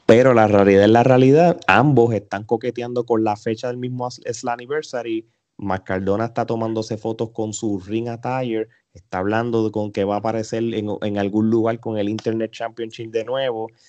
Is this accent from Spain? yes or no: no; Puerto Rico; los boricuas